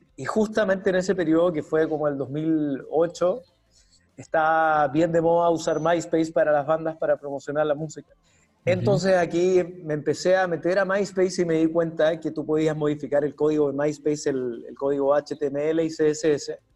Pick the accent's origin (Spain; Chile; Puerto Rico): Chile; moved away as an adult; now in Lima, Peru; soy de Chile